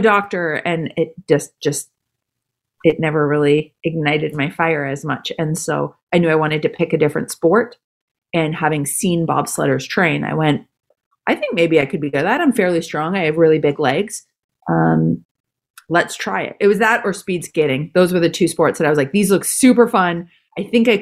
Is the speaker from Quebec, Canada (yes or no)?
no; Calgary, Alberta, Canada; I grew up in Calgary, Canada